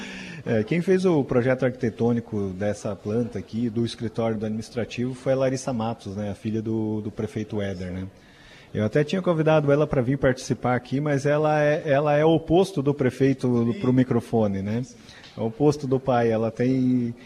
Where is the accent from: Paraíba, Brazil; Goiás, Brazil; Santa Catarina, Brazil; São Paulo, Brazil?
Santa Catarina, Brazil; É um produto catarinense